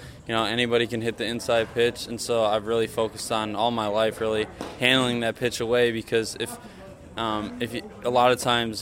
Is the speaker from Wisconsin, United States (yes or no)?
yes; near Waukesha, Wisconsin, United States; I come from a town out of Waukesha, just out of Milwaukee, which is southeastern Wisconsin.